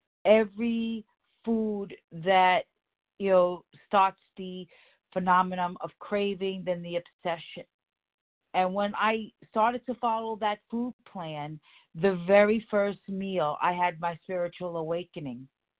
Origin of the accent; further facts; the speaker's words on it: New York City, New York, United States; from the Bronx, plain and simple.